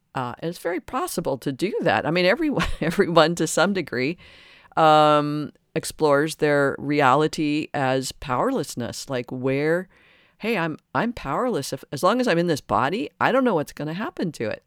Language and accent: English; Detroit, Michigan, United States; And I grew up in Detroit, uh, outside Detroit.